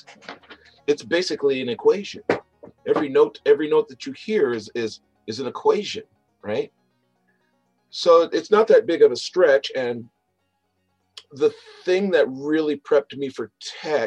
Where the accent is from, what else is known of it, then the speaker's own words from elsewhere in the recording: Lakewood, Washington, United States; also born or lived in Ellensburg; Lakewood, where I grew up